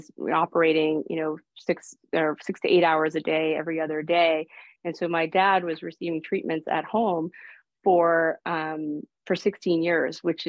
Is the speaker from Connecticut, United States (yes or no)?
yes; Stamford, Connecticut, United States; first language Greek; English is a second language; moved away; I'm originally from Stamford, Connecticut, the suburb of New York City